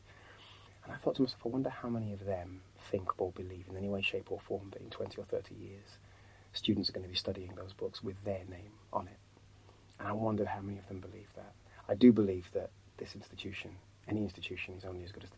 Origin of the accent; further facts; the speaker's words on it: Birmingham, West Midlands, United Kingdom; coming from Birmingham, because of my upbringing, you know, where I live in a council estate